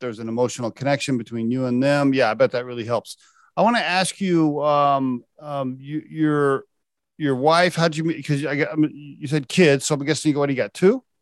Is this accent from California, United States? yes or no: no; Oklahoma, United States; I grew up in Oklahoma, which is a very conservative religious